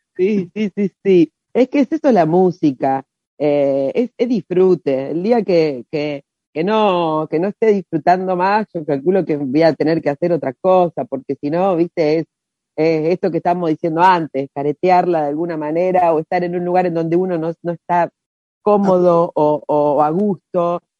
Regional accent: Rosario, Santa Fe, Argentina; nosotros somos de Rosario

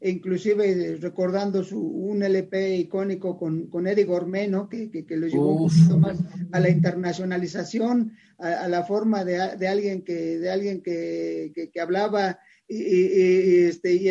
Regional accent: Córdoba, Veracruz, Mexico; also born or lived in Mexico City; No, pero soy, soy veracruzano 100%.

